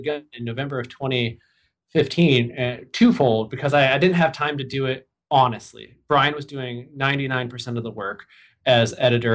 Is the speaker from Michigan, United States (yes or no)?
yes; Michigan, United States; moved away as an adult; also born or lived in Ohio / Boston, Massachusetts; now in Minneapolis, United States; I'm from Michigan. That's where I'm from Ohio originally. Moved to Michigan. I was like 9, right before I turned 10. And I went to college there.